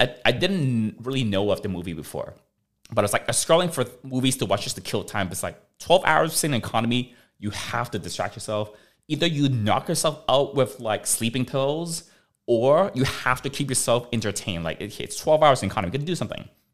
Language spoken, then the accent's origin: English; Canada; now in United States; I'm Canadian. I've got a Canadian passport.